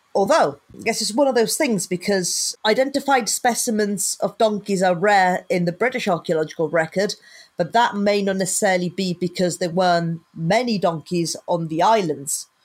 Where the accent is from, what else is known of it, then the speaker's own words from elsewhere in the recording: Sicily, Italy; I'm originally from Sicily